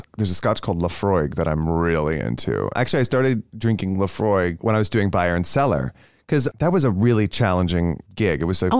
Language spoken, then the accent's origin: English; Plano, Texas, United States; And then the other place, growing up in Plano, there was this Tex-Mex place right across the street from the kolache station